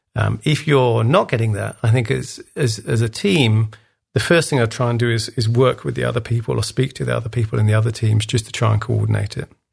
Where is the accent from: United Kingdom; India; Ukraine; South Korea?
United Kingdom; England; I'm English, as you can hear